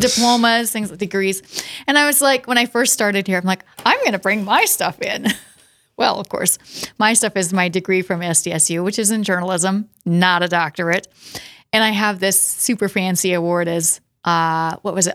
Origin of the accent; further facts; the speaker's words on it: Watertown, South Dakota, United States; also born or lived in Castlewood, South Dakota; I was born in Watertown, lived in Watertown until I was about in sixth grade. And then, um, we moved to Castlewood, just a little south